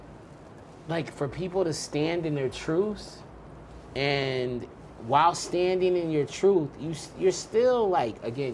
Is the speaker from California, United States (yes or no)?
yes; Long Beach, California, United States; I came sort of dolo. I came from Long Beach